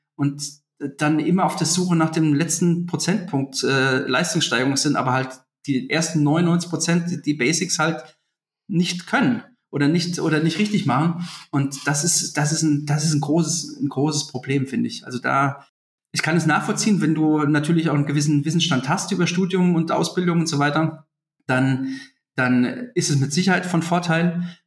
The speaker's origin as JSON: {"language": "German", "country": "Germany", "said": "bei uns in Deutschland"}